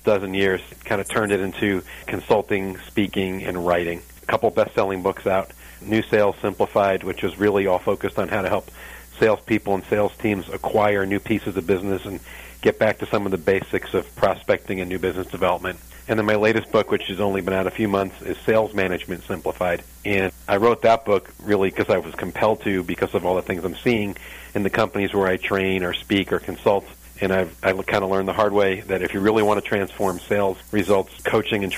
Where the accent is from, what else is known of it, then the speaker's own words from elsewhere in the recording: New York, United States; moved away as an adult; now in St. Louis, United States; I'm from New York. And I've been in St. Louis over 20 years